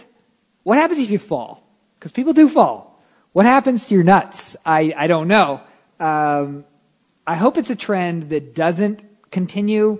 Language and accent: English; California, United States; also born or lived in Texas; I live in California. I work all over the country, but I'm born and raised in California.